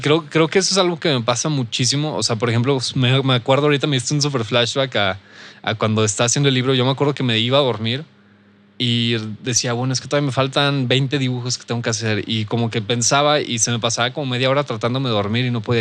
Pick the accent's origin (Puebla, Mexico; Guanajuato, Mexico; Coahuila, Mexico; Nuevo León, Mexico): Coahuila, Mexico; Saltillo; soy de aquí de Saltillo